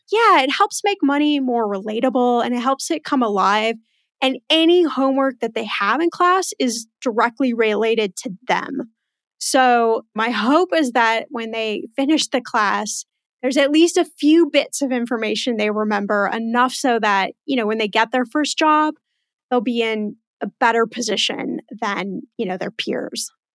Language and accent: English; Los Angeles, California, United States; also born or lived in Indiana / Houston, Texas; I actually was born in the Midwest in Indiana, and then I left there about two years old, and then went to Houston, Texas for about seven years, and then the rest of the time has been in Los Angeles